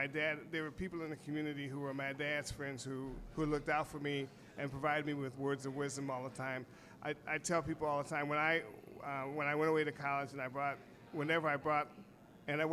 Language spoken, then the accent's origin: English; Kent, Ohio, United States; I grew up in Kent, Ohio, where Kent State University is